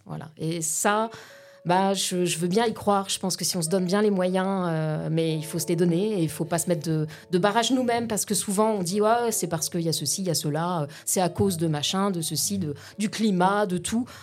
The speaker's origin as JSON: {"language": "French", "area": "Lorraine", "region": "Grand Est", "country": "France", "also_born_or_lived": "Paris", "said": "d'où je viens euh, D'ici, en fait. Euh, enfin, je suis Lorraine"}